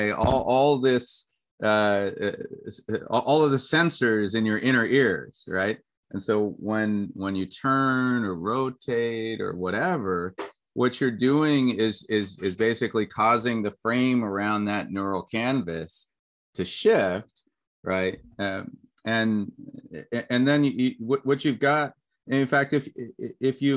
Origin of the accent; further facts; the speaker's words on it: United States; when I grew up in the States